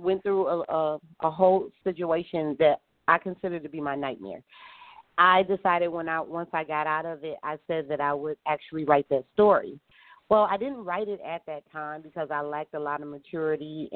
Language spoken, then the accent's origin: English; Detroit, Michigan, United States; moved away as an adult; now in San Diego, United States; I was born and raised in Detroit, Michigan